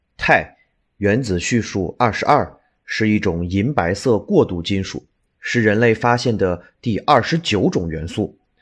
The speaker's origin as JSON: {"language": "Chinese", "town": "Baoji", "region": "Shaanxi", "country": "China", "tie": "born or raised there", "said": "那就是我的家乡陕西省宝鸡市"}